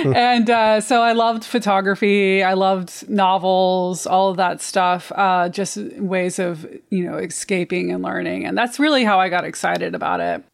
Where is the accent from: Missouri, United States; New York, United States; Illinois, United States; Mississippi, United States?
Missouri, United States; also born or lived in Ozarks; now in Detroit, United States; I grew up in Missouri, a really rural part of Missouri